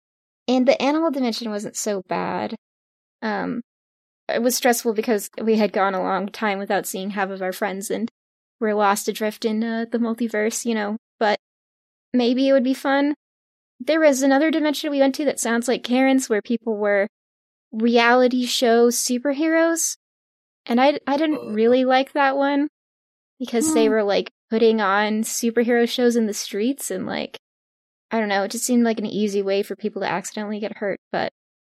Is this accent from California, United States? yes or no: yes; California, United States; I'm from California.